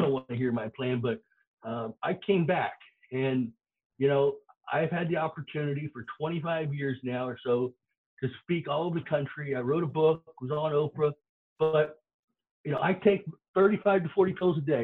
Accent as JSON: {"language": "English", "region": "Florida", "country": "United States", "tie": "born or raised there", "said": "growing up in Florida"}